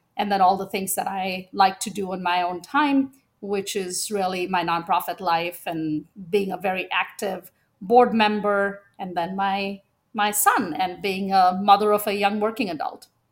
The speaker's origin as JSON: {"language": "English", "country": "India", "tie": "born or raised there", "moved": "yes", "said": "I was born in India, at a time when having a second daughter was not seen as broadly desired"}